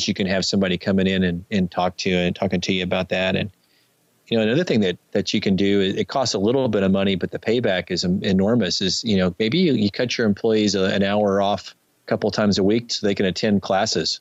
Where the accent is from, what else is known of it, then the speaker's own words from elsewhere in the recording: Dallas–Fort Worth area, Texas, United States; I grew up in Dallas, Fort Worth area